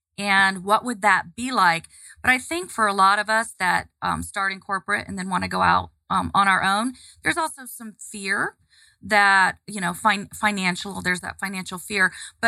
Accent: Melbourne, Florida, United States; moved away as an adult; now in Atlanta, United States; I grew up in Melbourne, Florida. So southeast, directly, across from Orlando.

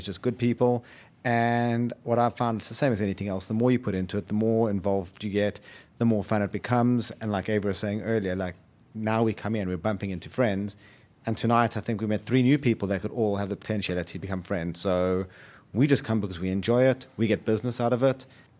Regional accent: South Africa; moved away

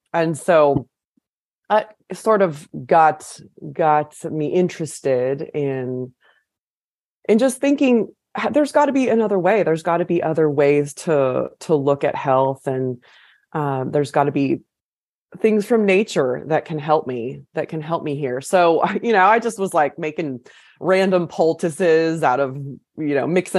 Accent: California, United States; moved away as an adult; also born or lived in Guatemala / San Francisco; now in Nashville, United States; I'm originally from California

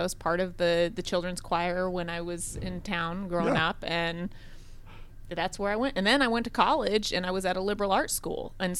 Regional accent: Cheyenne, Wyoming, United States; also born or lived in Georgia; now in Gwinnett County, Georgia, United States; I was raised in Cheyenne, one of two girls. Both my parents were educators.

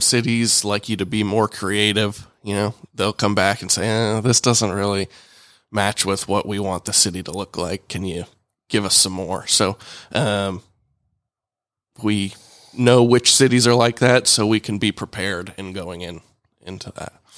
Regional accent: Alpharetta, Georgia, United States; also born or lived in Tuscaloosa, Alabama; I grew up here in Alpharetta

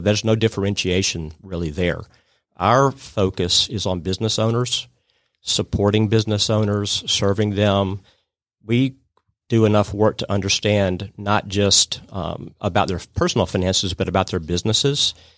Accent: Atlanta, Georgia, United States; my background is I grew up in Atlanta.

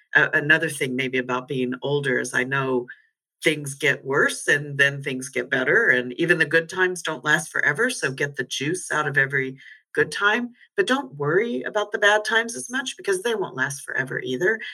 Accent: United States; moved away as an adult; also born or lived in London; I'm no longer purely American. I'm certainly not British um, or European

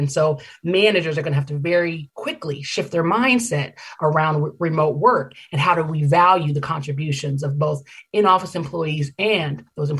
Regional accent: Oakland, California, United States; Rocky Road ice cream was actually invented in my hometown of Oakland, California, back in the Great Depression

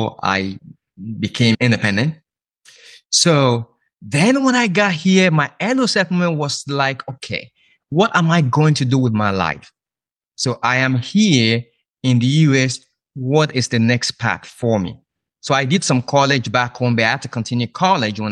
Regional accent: Nigeria; moved away as an adult; now in United States; I'm originally from Nigeria

